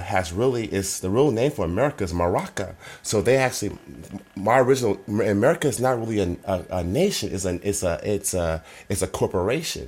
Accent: Oakland, California, United States; I'm from Oakland

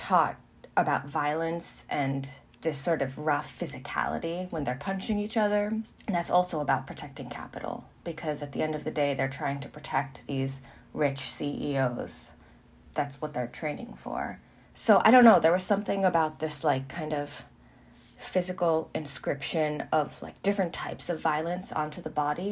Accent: United States; I grew up in America. I'm half Chinese

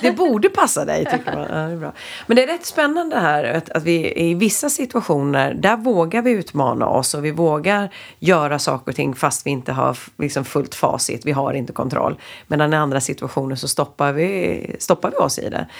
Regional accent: Sweden; vi som svenskar

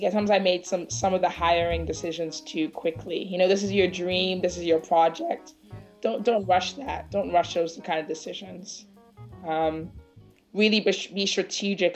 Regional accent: Ghana; also born or lived in Washington, D.C., United States; now in Accra, Ghana; I'm not from LA. I'm from Ghana

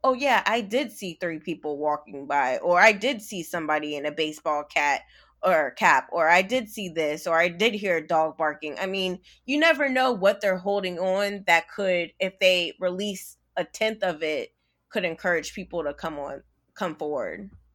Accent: Virginia, United States; I am from Virginia.

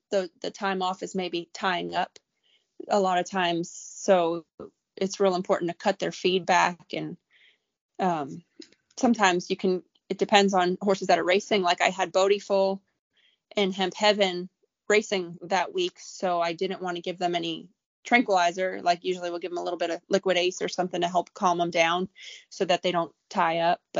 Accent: Staten Island, New York, United States; Staten Island, New York.

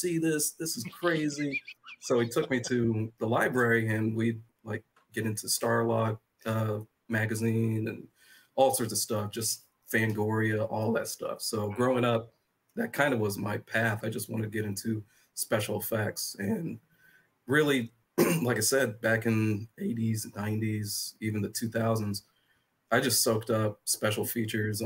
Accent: Illinois, United States; I was born and raised in Illinois back in 87

